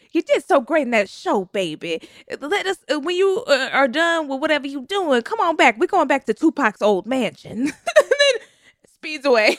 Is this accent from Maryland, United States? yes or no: no; Texas, United States; I am from Texas. I know Beaumont.